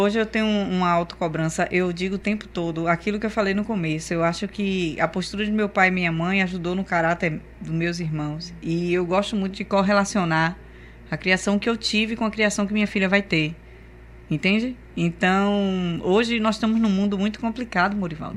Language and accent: Portuguese; Camaçari, Bahia, Brazil; nossa infância em Camaçari foi linda